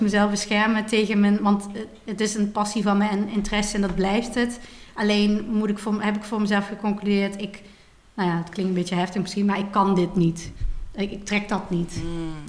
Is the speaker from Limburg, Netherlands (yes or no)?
yes; Maastricht, Limburg, Netherlands; moved away as an adult; now in Amsterdam, Netherlands; oorspronkelijk ben ik ben geboren in Maastricht en daar ben ik ook opgegroeid.